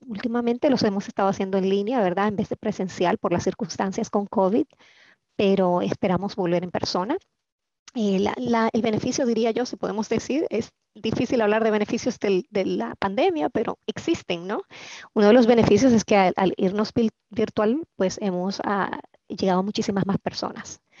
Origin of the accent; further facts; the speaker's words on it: Dominican Republic; now in Maryland, United States; soy originalmente de la República Dominicana aunque ya tengo 30 años de vivir aquí en Maryland